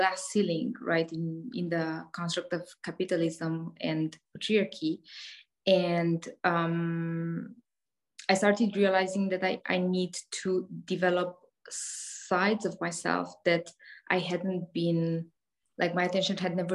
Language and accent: English; Romania; I am Romanian. I was born in Eastern European during the communist era